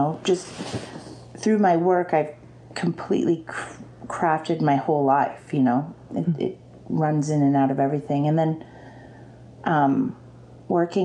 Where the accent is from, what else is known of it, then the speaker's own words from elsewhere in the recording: Anchorage, Alaska, United States; also born or lived in Seattle / Chicago; I love Anchorage. It's where I grew up